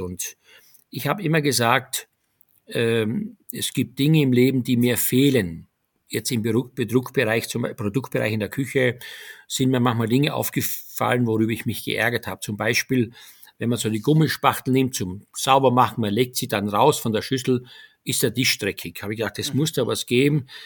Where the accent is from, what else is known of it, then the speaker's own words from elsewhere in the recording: Styria, Austria; moved away as an adult; also born or lived in Graz; now in Germany; meine Heimat Steiermark, die ich sehr vermisse